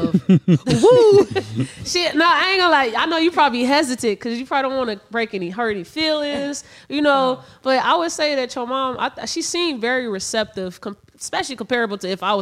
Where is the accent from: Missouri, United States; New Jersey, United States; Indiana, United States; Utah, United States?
Indiana, United States; also born or lived in Chicago; I was born in Chicago, city. But my mom instantly moved us to Indiana, so I was I lived in Indiana my life, but we going back and forth to Chicago every fucking weekend.